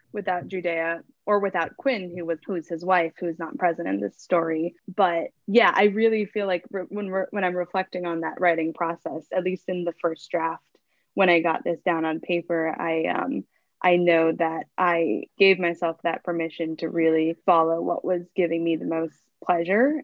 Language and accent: English; Hawaii, United States; I'm Native Hawaiian, but I'm half Japanese